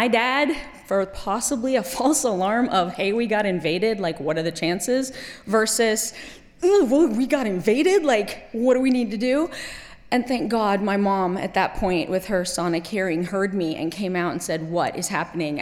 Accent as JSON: {"language": "English", "country": "Kuwait", "tie": "born or raised there", "also_born_or_lived": "Middle East", "said": "I was 17, grown up in Kuwait"}